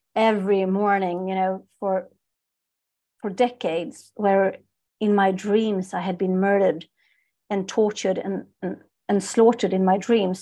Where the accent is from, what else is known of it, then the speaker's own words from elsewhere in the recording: Stockholm, Stockholm County, Sweden; I'm born and raised in Stockholm, in Sweden